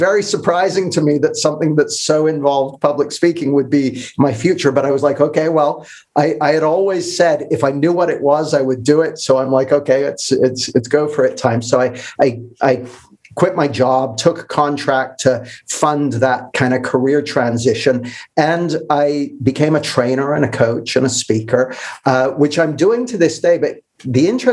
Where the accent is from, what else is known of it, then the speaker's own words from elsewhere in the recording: Canada; moved away as an adult; now in United Kingdom; I grew up in Canada, which is where I got this accent. I moved to the UK when I was 20